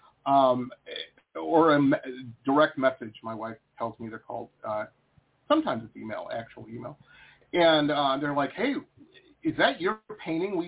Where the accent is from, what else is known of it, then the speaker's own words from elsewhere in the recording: Detroit, Michigan, United States; moved away as an adult; also born or lived in Boston / San Diego; I grew up in Detroit, went to school in Boston